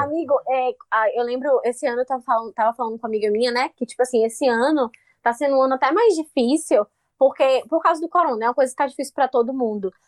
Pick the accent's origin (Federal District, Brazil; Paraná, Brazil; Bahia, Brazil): Bahia, Brazil; moved away as an adult; eu sou baiana mesmo, eu uso um monte de expressão, não só da Bahia, mas da minha família